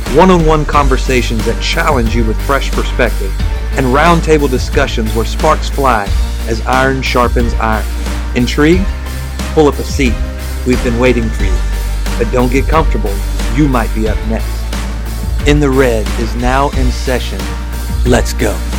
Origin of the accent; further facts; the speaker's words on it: Arkansas, United States; I was raised, born and raised in Arkansas around guns.